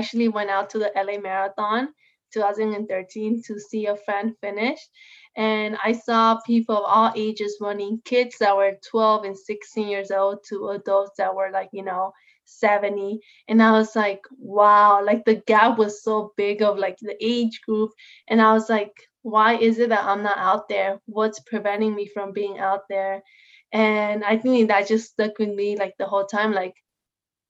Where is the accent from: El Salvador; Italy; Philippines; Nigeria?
El Salvador; now in Los Angeles, United States; I was born in Salvador